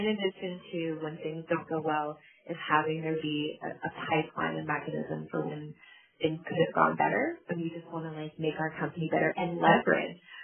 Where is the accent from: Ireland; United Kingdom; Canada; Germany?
Canada; I identify as Black Canadian. I also identify as multiracial Canadian because it's my lived experience